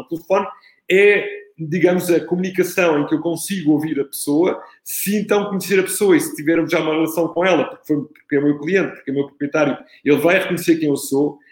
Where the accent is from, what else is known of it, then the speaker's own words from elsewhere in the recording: Italy; now in Portugal; Sou, sou italiano, tenho dois filhos